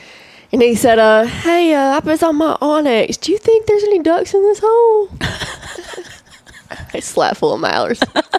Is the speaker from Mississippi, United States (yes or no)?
no; Piggott, Arkansas, United States; I'm from North Arkansas, but I'm from Piggott. You know, we're the county seat.